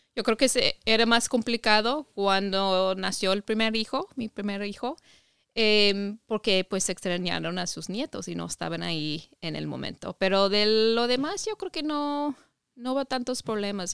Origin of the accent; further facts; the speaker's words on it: Ohio, United States; Spanish is a second language; moved away as an adult; also born or lived in Mexico; Yo soy de Estados Unidos, crecí en Ohio, estado de, de Ohio